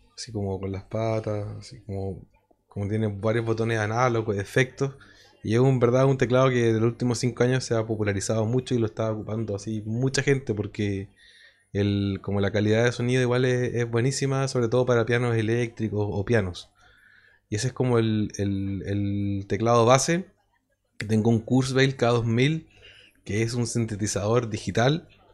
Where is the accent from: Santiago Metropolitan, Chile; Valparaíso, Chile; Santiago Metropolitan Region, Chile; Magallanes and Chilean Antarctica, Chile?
Valparaíso, Chile; Quillota; de donde mismo somos nosotros, de Quillota